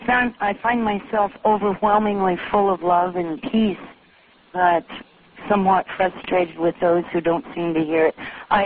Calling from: Alaska, United States; I'm calling from Prince William Sound.

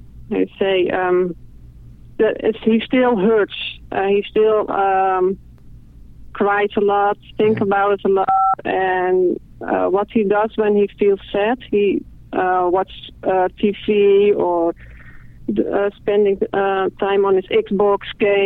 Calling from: Netherlands; I'm calling from the Netherlands.

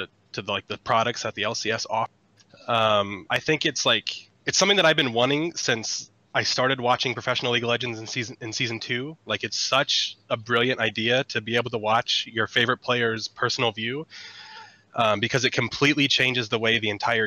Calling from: Rancho Cucamonga, California, United States; Rancho Cucamonga, California.

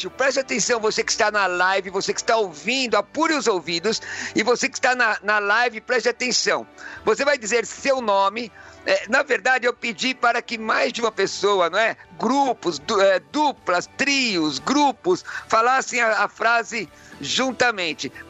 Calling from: Jacareí, São Paulo, Brazil; Olá, bom dia Rádio Vida. … sou de Jacareí.

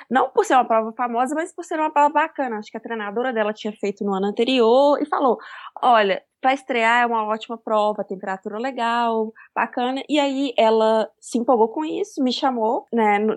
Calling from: Belo Horizonte, Minas Gerais, Brazil; Eu tô falando de Belo Horizonte, Minas Gerais.

